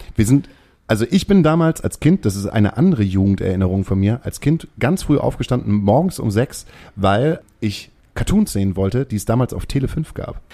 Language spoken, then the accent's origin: German; Hamburg, Germany; als Hamburger